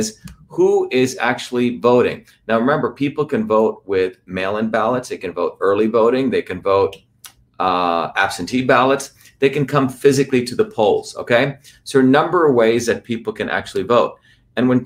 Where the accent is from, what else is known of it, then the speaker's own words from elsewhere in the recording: New Jersey, United States; New Jersey, my home state where I grew up